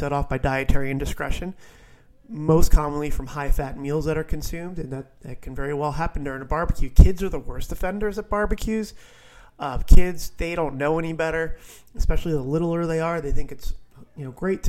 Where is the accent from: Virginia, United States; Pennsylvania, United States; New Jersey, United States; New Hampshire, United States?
New Jersey, United States; one of my dogs growing up in New Jersey